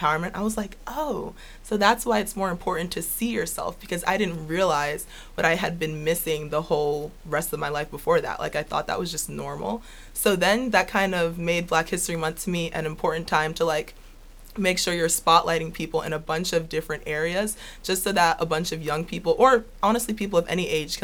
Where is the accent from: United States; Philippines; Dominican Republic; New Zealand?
United States; New Jersey; moved away; I was born in New Jersey, and I'm half Jamaican and then half American